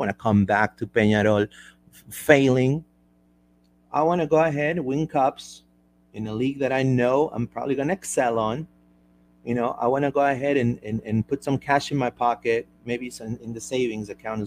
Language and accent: English; Peru; I'm from Peru